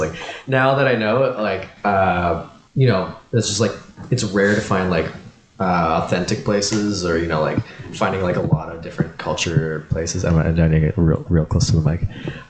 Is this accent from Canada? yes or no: yes; Pitt Meadows, British Columbia, Canada; I was at Meadows Day, my hometown, a small blueberry town, like 2 hours outside of Vancouver.